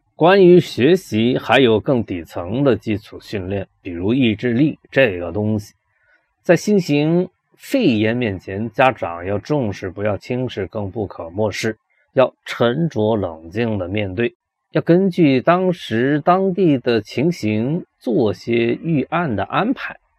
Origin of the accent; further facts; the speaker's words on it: China; 我们中国人比较忌讳死亡这件事情